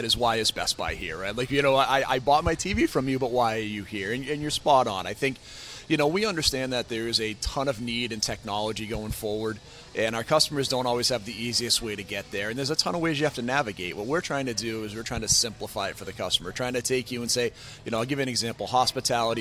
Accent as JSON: {"language": "English", "town": "Boston", "region": "Massachusetts", "country": "United States", "tie": "born or raised there", "lives_now": "Westwood, United States", "said": "I grew up in Boston"}